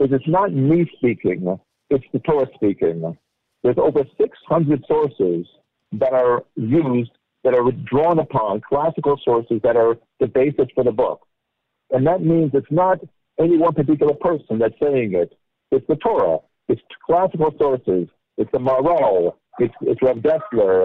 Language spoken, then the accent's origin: English; Los Angeles, California, United States; I grew up in Los Angeles